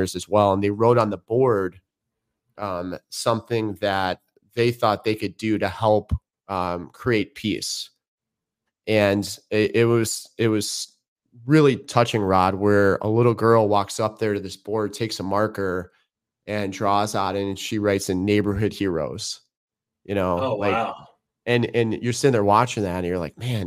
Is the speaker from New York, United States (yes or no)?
no; Chicago, Illinois, United States; I grew up in Chicago. I'm about 35 miles from there now.